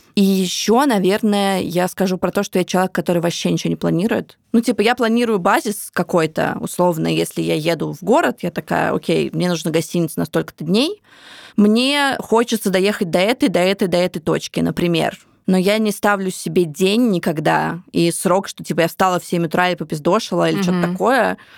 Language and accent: Russian; Samara, Samara Oblast, Russia; moved away; also born or lived in Moscow; моего родного города Самара